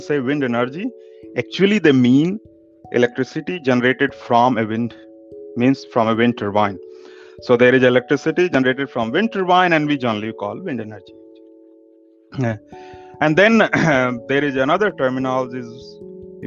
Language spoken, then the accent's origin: English; India; now in Denmark; I come from India and living in Denmark